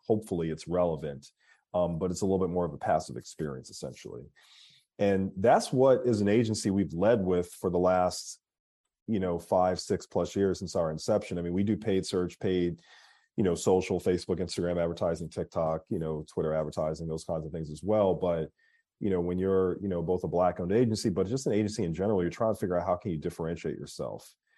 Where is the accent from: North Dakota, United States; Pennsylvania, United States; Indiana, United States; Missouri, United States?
Pennsylvania, United States; Philadelphia; moved away as an adult; now in Atlanta, United States; I'm from Philadelphia, uh, born and raised.